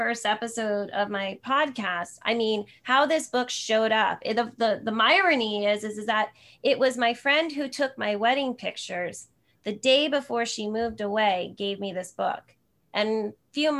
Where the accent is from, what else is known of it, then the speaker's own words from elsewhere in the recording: Sparta, New Jersey, United States; now in San Jose, United States; I grew up in New Jersey, so I'm an East Coast girl at heart